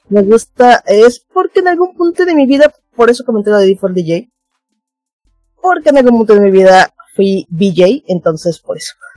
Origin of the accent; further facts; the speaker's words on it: Mérida, Yucatán, Mexico; yo soy de Yucatán, Mérida.